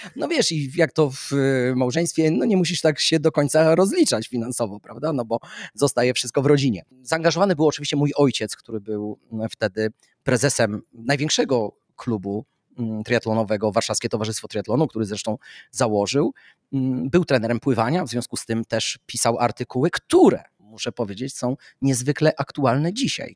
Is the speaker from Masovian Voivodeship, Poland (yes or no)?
yes; Warsaw, Masovian Voivodeship, Poland; wychowywałem się na Muranowie